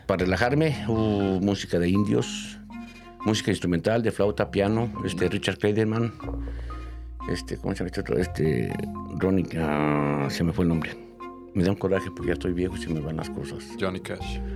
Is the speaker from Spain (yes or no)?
no; Mexico City, Mexico; Yo nací en la Ciudad de México, ¿verdad? Mi mamá es de provincia, de por allá de Querétaro